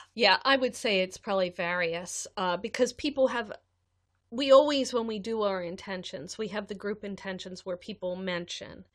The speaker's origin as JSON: {"language": "English", "country": "United States", "said": "as an American adult"}